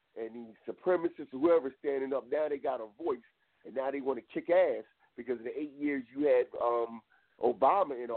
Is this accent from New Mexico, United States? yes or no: no; New Jersey, United States; I was born in New Jersey, so I'm not from down south